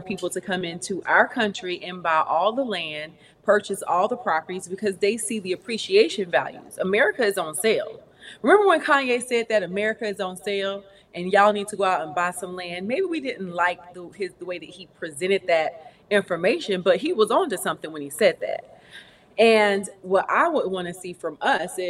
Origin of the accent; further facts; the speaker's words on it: Fayetteville, North Carolina, United States; I am from North Carolina. I'm from Fayetteville, North Carolina